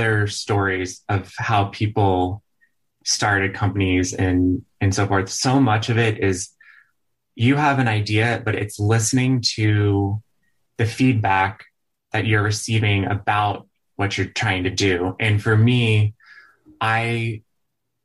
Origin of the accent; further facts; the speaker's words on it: Dallas, Texas, United States; moved away; I'm from Dallas, Texas originally. And growing up, my parents, they love this teeny town in West Texas called Marfa